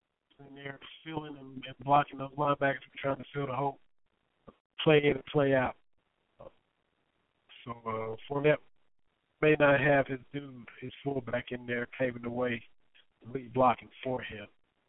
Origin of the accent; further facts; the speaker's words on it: Harlan County, Kentucky, United States; my hometown, Harlan County Black Bears.